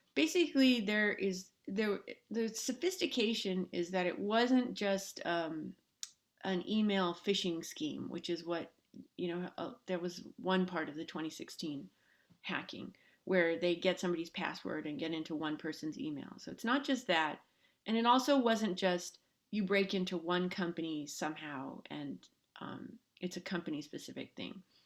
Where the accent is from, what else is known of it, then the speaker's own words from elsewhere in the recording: Los Angeles, California, United States; I grew up in Los Angeles.